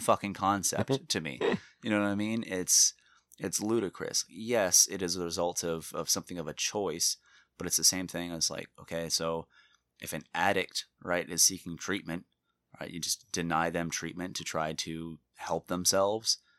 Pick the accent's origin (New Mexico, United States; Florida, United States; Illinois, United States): Florida, United States; born and raised in Florida